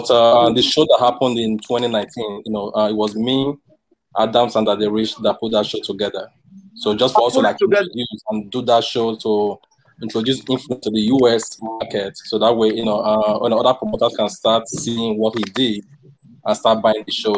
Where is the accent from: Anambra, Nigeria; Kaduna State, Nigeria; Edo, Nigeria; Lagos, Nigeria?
Edo, Nigeria; Benin City; also born or lived in New York; now in California, United States; we're from Edo State, we're from Benin